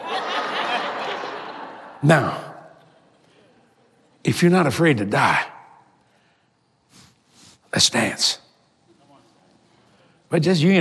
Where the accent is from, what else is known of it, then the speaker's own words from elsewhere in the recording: New Orleans, Louisiana, United States; I was raised on the streets of New Orleans